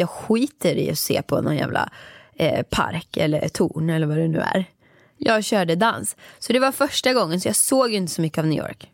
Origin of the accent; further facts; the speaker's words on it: Åmål, Västra Götaland, Sweden; moved away as an adult; jag jobbade där mellan jag var 15 år tills jag flyttade från Åmål när jag var 18